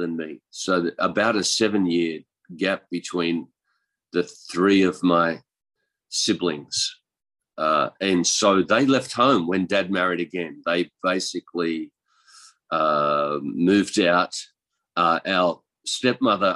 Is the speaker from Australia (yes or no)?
yes; east coast of Australia, Australia; moved away as an adult; now in Chiang Mai, Thailand; I'm from Australia, and I was born in the country. On the east coast of Australia